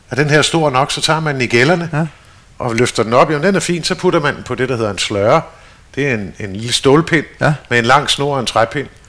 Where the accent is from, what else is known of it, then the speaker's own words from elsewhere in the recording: Stockholm, Stockholm County, Sweden; born there; Så derfor er jeg født i Stockholm, som den sidste af tre børn.